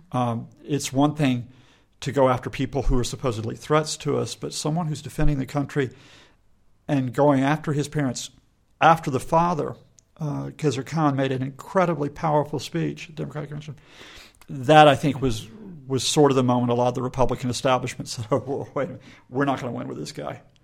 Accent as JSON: {"language": "English", "region": "Alabama", "country": "United States", "tie": "born or raised there", "said": "my home state of Alabama"}